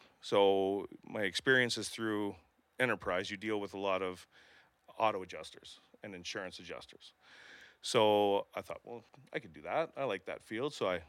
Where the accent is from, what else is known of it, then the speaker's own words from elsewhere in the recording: Kingston, Ontario, Canada; I was born here in Kingston. I grew up in Strathcona Park. Actually, we moved four times and it was all in Strathcona Park, just from yard to yard, it felt like.